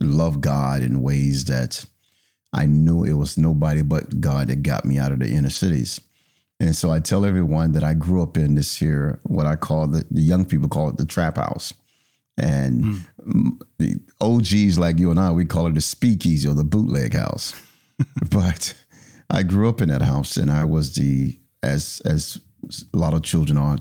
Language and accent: English; Philadelphia, Pennsylvania, United States; in my neighborhood where I grew up in North Philadelphia